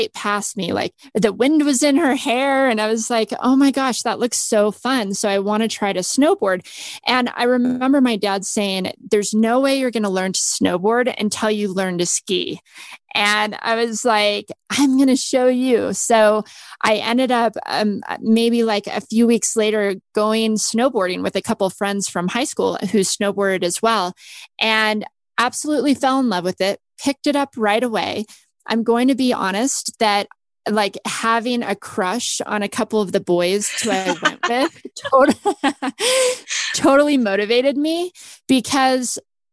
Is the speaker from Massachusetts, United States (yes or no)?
no; Las Vegas, Nevada, United States; I was raised in Las Vegas